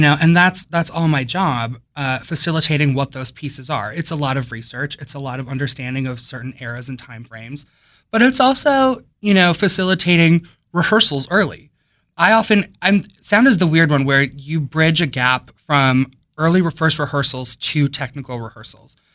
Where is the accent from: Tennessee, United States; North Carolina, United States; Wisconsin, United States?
Wisconsin, United States; now in Silver Spring, United States; I grew up in Wisconsin